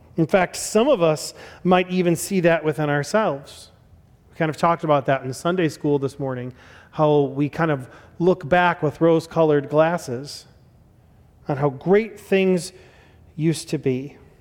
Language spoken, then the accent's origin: English; Chicago, Illinois, United States; I was born in Chicago and I was born in nineteen eighty-five